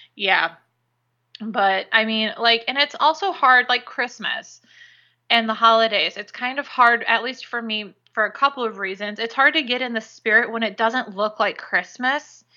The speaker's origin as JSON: {"language": "English", "region": "Illinois", "country": "United States", "tie": "born or raised there", "moved": "yes", "lives_now": "Florida, United States", "said": "growing up in Illinois"}